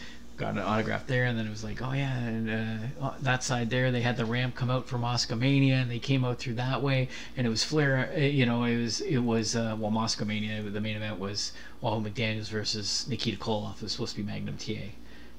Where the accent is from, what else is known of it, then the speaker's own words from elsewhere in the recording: Kitchener, Ontario, Canada; I grew up in Kitchener